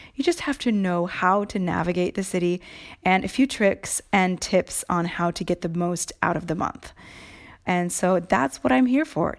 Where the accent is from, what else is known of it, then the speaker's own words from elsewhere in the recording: Seattle, Washington, United States; now in Rome, Italy; Growing up in Seattle